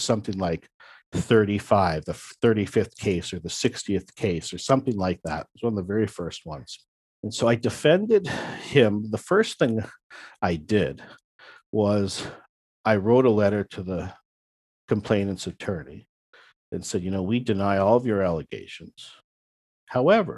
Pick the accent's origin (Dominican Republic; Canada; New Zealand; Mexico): Canada; Toronto, Ontario; my hometown.